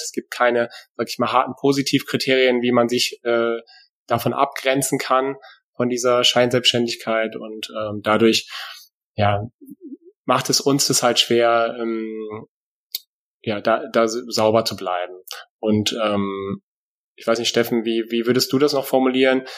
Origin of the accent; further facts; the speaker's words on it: Germany; now in Hesse, Germany; lebe hier im hessischen Exil, äh, weil eigentlich bin ich nämlich aus Friese